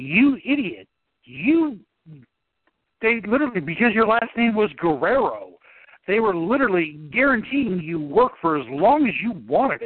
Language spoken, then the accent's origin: English; Southern California, United States; I grew up in Southern California